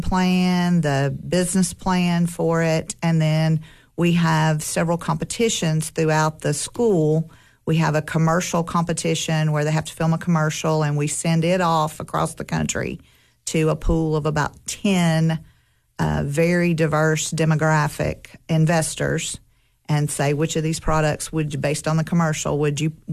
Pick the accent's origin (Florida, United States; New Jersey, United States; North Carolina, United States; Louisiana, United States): Louisiana, United States; moved away as an adult; now in Cookeville, United States; I am originally from Louisiana and moved up here in 1988 with my husband